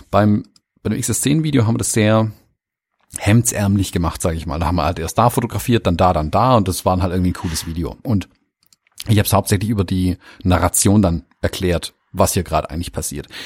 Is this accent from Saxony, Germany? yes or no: no; Baden-Württemberg, Germany; Hallo, bin ja Schwabe